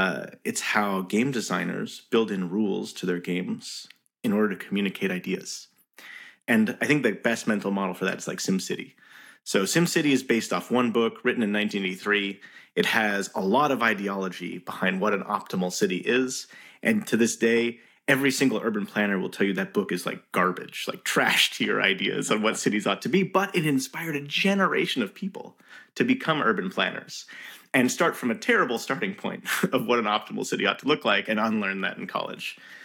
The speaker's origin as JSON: {"language": "English", "town": "Montreal", "region": "Quebec", "country": "Canada", "tie": "born or raised there", "said": "I was born in Montreal, Game City."}